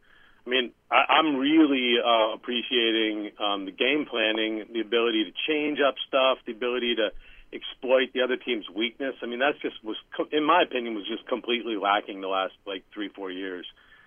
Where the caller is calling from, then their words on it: Oakland, California, United States; out in Oakland, California.